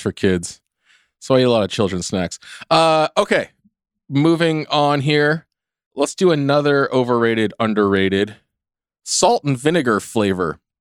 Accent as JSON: {"language": "English", "region": "California", "country": "United States", "tie": "born or raised there", "said": "I grew up in California. I've never lived on the East Coast."}